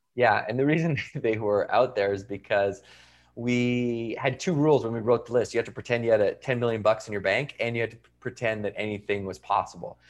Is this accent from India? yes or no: no; Victoria, British Columbia, Canada; I went to university in my hometown